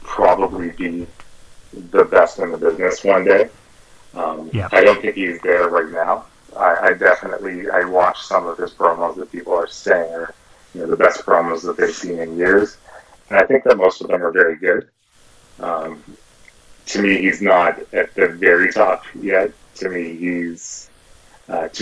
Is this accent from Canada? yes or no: yes; Toronto, Ontario, Canada; I was born and raised in Toronto